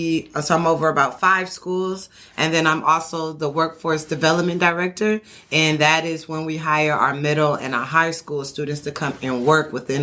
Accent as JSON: {"language": "English", "town": "Oakland", "region": "California", "country": "United States", "tie": "born or raised there", "also_born_or_lived": "Fremont / Union City", "said": "So I was born in Oakland. I went to elementary school in Oakland. I went to about 6 different elementary schools. Don't ask me why. After that, my family moved to Fremont for a year, and then we moved over to Union City."}